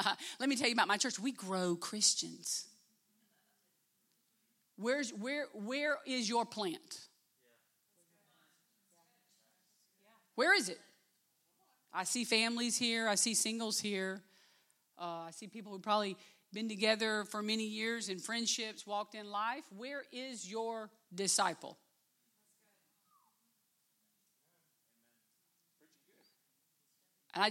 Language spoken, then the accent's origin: English; Live Oak, Florida, United States; also born or lived in Albany, Georgia; I grew up in Live Oak.